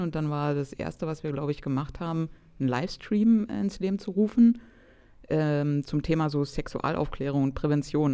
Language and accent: German; Cottbus, Brandenburg, Germany; ich komme aus Cottbus in Brandenburg